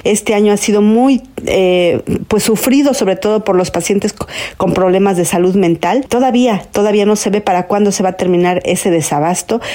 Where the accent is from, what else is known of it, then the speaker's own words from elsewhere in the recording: Mexico; como mexicanos